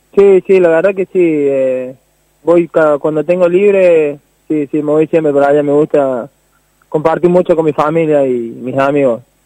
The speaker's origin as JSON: {"language": "Spanish", "town": "Saldán", "region": "Córdoba", "country": "Argentina", "tie": "born or raised there", "moved": "yes", "said": "yo nací siempre ahí, estuve siempre ahí"}